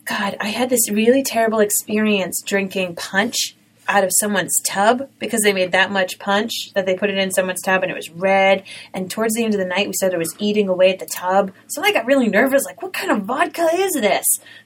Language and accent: English; Rhode Island, United States; accent: Rhode Island; I had a Rhode Island accent and I really tried to work on it.